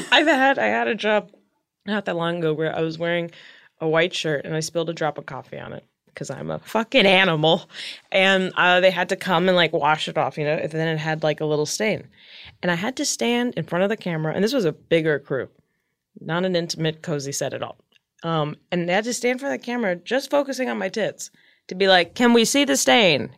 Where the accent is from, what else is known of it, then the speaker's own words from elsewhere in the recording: Palm Springs, California, United States; now in Hollywood, United States; born and raised in Palm Springs, California.